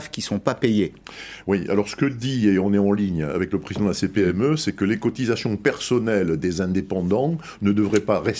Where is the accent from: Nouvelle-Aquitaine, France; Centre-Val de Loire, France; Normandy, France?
Nouvelle-Aquitaine, France; Bordeaux; je suis bordelais